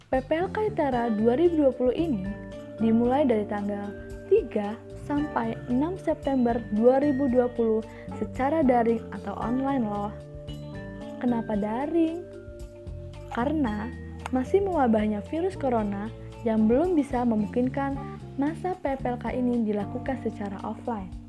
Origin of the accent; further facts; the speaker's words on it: Tulang Bawang, Lampung, Indonesia; dari Prodi Matematika dan asal gue dari Tulang Bawang Lampung.